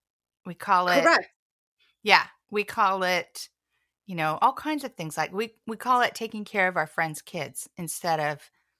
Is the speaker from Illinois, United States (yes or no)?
no; Los Angeles, California, United States; now in Oregon, United States; I'm from Los Angeles originally. So I was born in the sunshine in a beach community. And what am I doing in a Pacific Northwest rainforest?